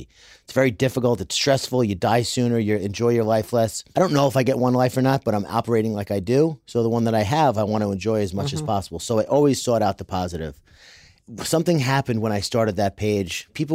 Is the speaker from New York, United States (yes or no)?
yes; New York, United States; I'm from New York